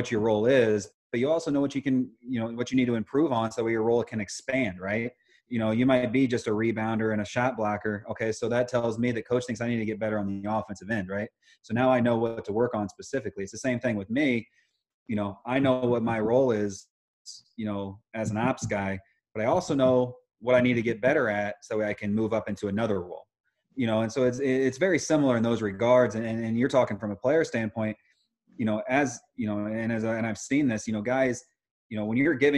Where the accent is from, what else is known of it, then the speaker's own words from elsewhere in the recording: Indiana, United States; I come from Indiana